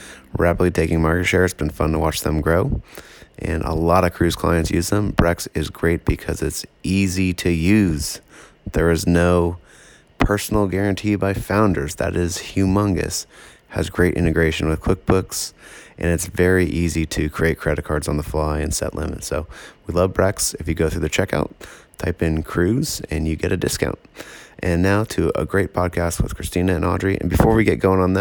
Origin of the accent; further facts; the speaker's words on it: East Bay, California, United States; I grew up in the East Bay, so tons of people I knew worked there